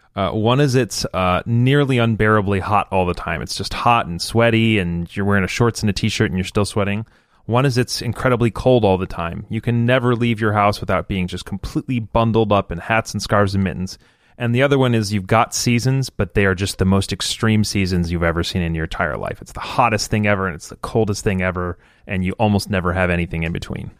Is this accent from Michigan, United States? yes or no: yes; Michigan, United States; now in Florida, United States; I live in a place where there's almost no seasons and I grew up in Michigan